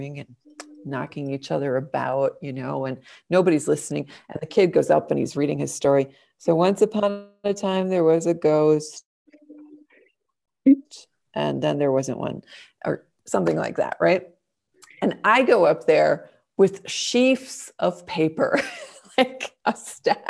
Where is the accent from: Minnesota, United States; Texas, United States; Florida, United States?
Minnesota, United States; moved away as an adult; now in Austria; I am a Minnesotan from the United States, in case somebody doesn't know where Minnesota is. And I've been living in Austria now for nearly 20 years